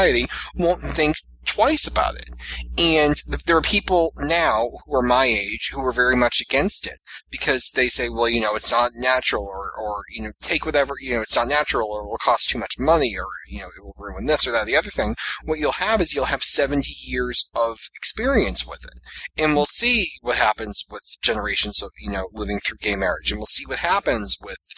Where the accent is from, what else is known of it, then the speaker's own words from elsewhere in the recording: Massachusetts, United States; my home state of Massachusetts